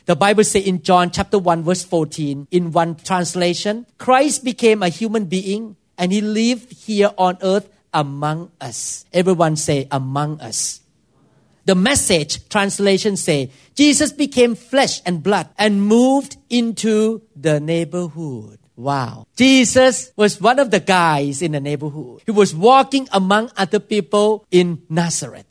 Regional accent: Thailand; English is a second language; moved away as an adult; now in United States; I could not speak English very well, and I did so many, many weird thing according to American culture, because I grew up in Thailand

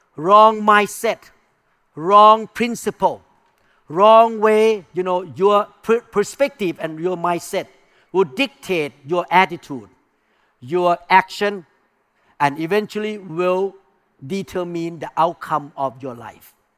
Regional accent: Thailand; English is a second language; moved away; I came from non-Christian background. I came from Buddhism. I came from Thai culture.

